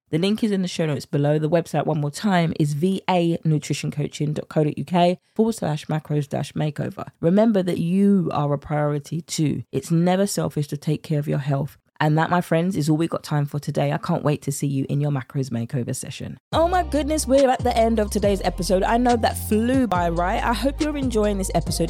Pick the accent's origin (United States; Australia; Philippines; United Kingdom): United Kingdom; accent: British; my British accent